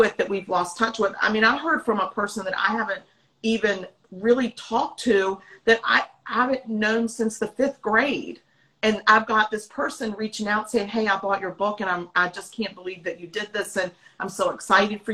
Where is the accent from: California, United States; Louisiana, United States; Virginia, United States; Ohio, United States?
Virginia, United States; now in South Carolina, United States; Our hometown where we grew up is in Virginia. And we live in South Carolina now.